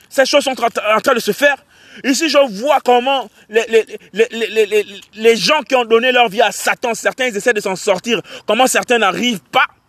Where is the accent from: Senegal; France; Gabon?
Gabon; Port-Gentil, Ogooué-Maritime; je suis de Port-Gentil, je suis un Port-Gentil